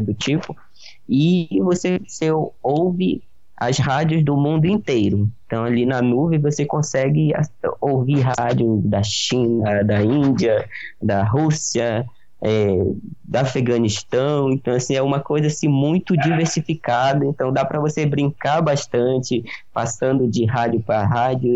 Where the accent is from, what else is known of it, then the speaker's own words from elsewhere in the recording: Pará, Brazil; moved away as an adult; now in Piracicaba, Brazil; eu não sou aqui da região, eu sou do estado do Pará. Meus pais moram no interiorzão lá do Pará